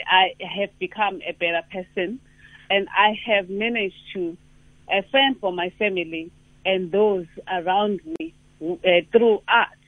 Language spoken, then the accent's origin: English; KwaZulu-Natal, South Africa; we are proudly South African, we are proudly uh, uh, or KZN uh, uh, humans